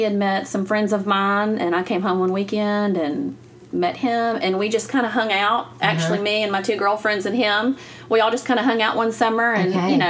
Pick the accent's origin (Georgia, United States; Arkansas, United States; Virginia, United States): Arkansas, United States; I grew up over in Arkansas, just right across the river. That's where I was born and raised. So grew up there, went to church there, high school, everything.